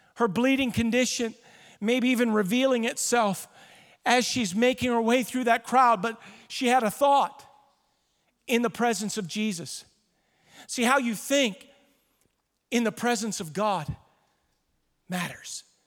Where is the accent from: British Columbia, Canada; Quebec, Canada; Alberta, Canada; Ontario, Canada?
Ontario, Canada; Ottawa; I am a Canadian born in Ottawa